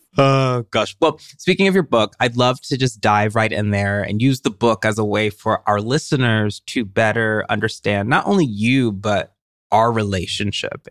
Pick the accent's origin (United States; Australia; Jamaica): United States; Tennessee; I identified as a writer from Tennessee